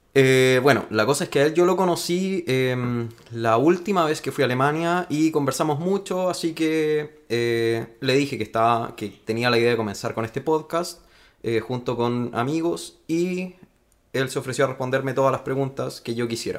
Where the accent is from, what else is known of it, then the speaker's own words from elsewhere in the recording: Chile; accent: Chilean; el esfuerzo que estamos haciendo nosotros al tratar de no hablar tan chileno